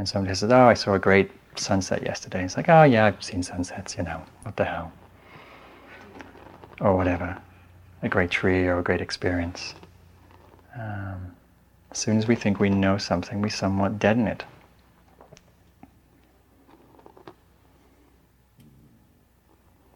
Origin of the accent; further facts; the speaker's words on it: England, United Kingdom; now in San Anselmo, United States; I'm English